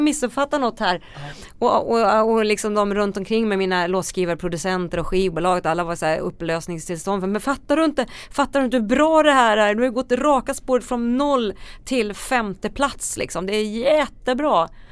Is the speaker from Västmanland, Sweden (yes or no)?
yes; Västerås, Västmanland, Sweden; där kommer jag ifrån Västerås